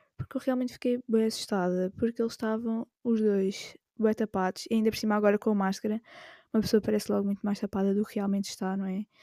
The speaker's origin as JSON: {"language": "Portuguese", "region": "Alentejo coast", "country": "Portugal", "moved": "as an adult", "lives_now": "Lisbon, Portugal", "said": "eu não sou de Lisboa, eu sou do litoral alentejano"}